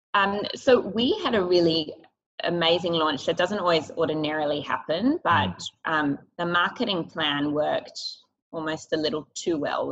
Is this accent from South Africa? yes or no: no; Sydney, New South Wales, Australia; we grew up in Sydney and the North Shore